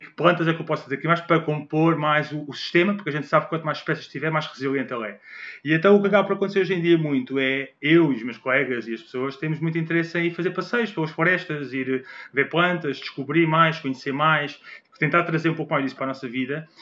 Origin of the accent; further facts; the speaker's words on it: Portugal; nós, como portugueses